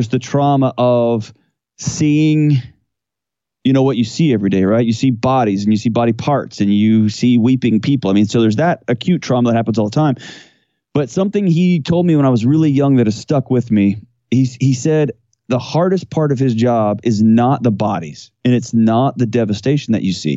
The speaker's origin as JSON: {"language": "English", "town": "Houston", "region": "Texas", "country": "United States", "tie": "born or raised there", "moved": "as an adult", "lives_now": "Nashville, United States", "said": "So I was born and raised in Houston, Texas"}